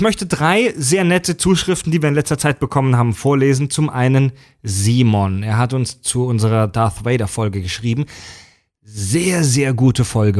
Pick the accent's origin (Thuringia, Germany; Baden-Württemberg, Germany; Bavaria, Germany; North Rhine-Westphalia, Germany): Baden-Württemberg, Germany; moved away; in Baden-Württemberg, in meiner Heimat